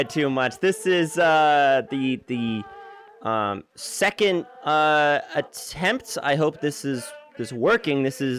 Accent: New York City, New York, United States; I am from New York City. I was born here, and I am sure I'll probably die here

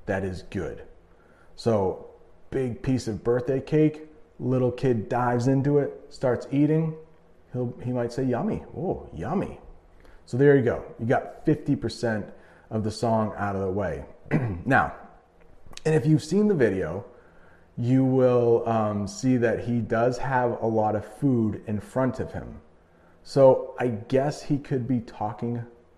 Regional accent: United States; as an American

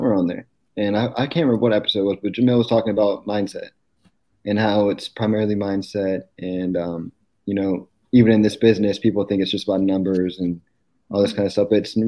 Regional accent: Pennsylvania, United States; moved away as an adult; also born or lived in California / Knoxville; now in Jacksonville, United States; we're from Pennsylvania

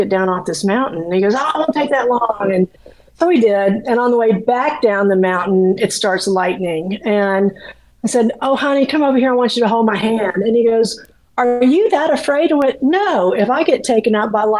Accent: Florida, United States; moved away; I grew up in Florida

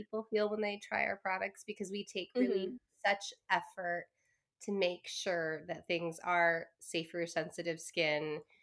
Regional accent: Claremont, California, United States; I grew up in Southern California. So I'm Chinese American.

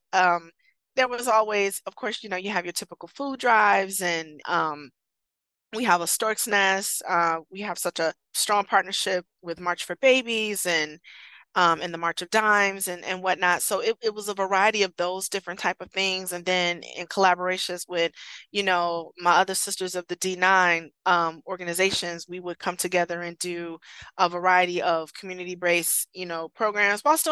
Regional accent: Columbus, Ohio, United States; moved away as an adult; also born or lived in Michigan; my hometown in Columbus, Ohio.

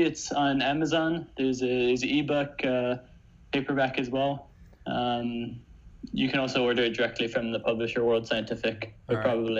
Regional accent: Ohio, United States; now in Lausanne, Switzerland; I'm originally from Ohio, but now I work at the Swiss Plasma Center in Lausanne, Switzerland, where I do fusion research.

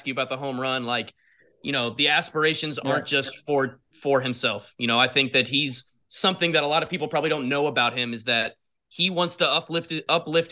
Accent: Florida, United States; I'm from Florida

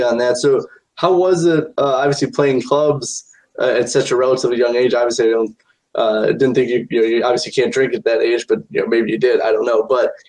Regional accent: South Bend, Indiana, United States; I'm from South Bend, Indiana.

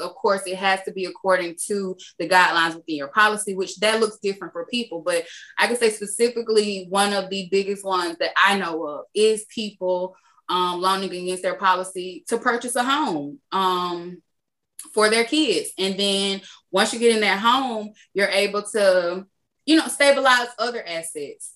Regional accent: Macon, Georgia, United States; moved away; I'm from Macon, Georgia, and just being outside of Macon for so long

